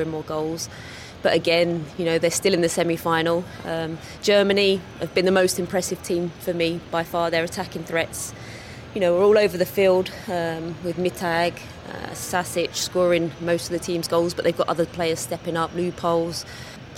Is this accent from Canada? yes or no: no; England, United Kingdom; moved away as an adult